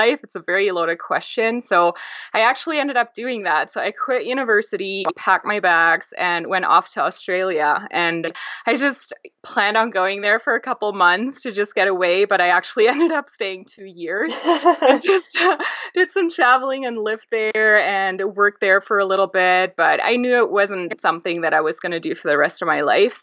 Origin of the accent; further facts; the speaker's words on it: Germany; I grew up in Europe, in Germany. My family is Greek and very traditional